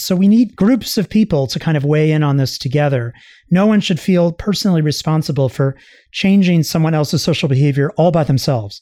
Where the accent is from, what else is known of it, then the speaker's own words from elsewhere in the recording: Long Island, New York, United States; I grew up on Long Island in New York